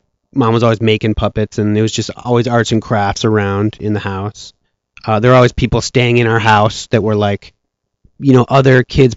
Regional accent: Evanston, Illinois, United States; also born or lived in Chicago; So I was born in Chicago. I grew up in Evanston, which is right next

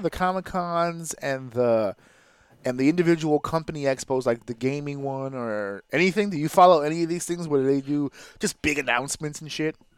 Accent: New York City, New York, United States; I am a proud member of the L E S community, Lower East Side of Manhattan, New York

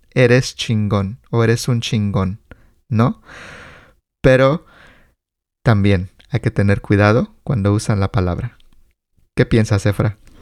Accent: Mexico; como mexicanos crecimos con estas palabras

